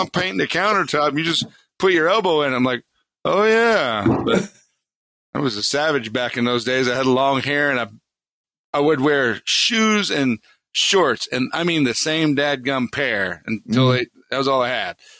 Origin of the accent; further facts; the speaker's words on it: Harleyville, South Carolina, United States; moved away as an adult; also born or lived in New York City; I grew up in the swamps of South Carolina, down near Charleston, in a town called Harleyville